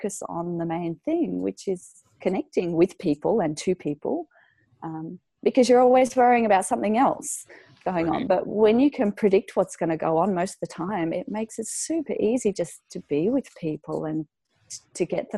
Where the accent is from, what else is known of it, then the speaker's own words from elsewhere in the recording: Fremantle, Western Australia, Australia; also born or lived in Colorado; I've just taken over my dad's practice in Fremantle, which is my hometown.